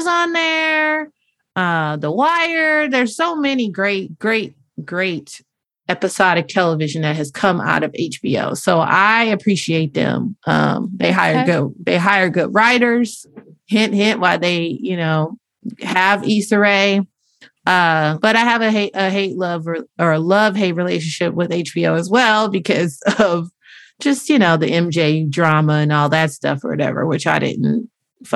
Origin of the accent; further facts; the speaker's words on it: Inglewood, California, United States; we're both from Inglewood.